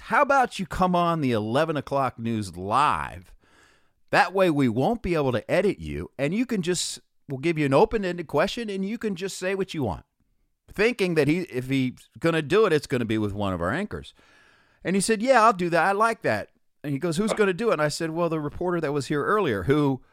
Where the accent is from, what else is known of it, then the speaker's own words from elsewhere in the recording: Columbus, Ohio, United States; also born or lived in Westerville, Ohio; I grew up in Columbus, Ohio